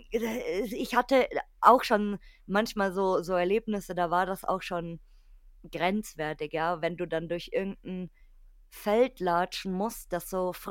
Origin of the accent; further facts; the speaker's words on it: Bavaria, Germany; Weil bei uns in Bayern ist ja hier ganz klassisch, hier König Ludwig und so, Schloss